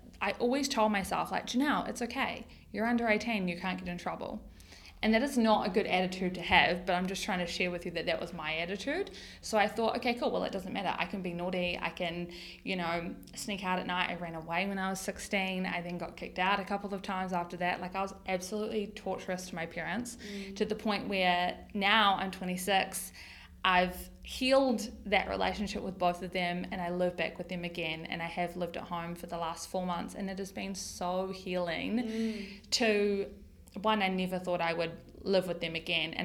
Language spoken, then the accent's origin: English; Tauranga, Bay of Plenty, New Zealand; I grew up here in Tauranga